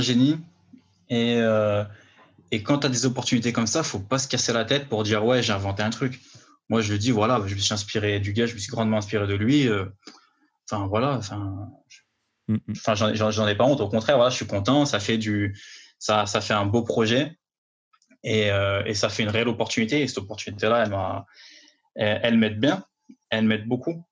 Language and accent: French; Villefontaine, Auvergne-Rhône-Alpes, France; moved away as an adult; now in Paris, France; je viens de, de banlieue lyonnaise, Villefontaine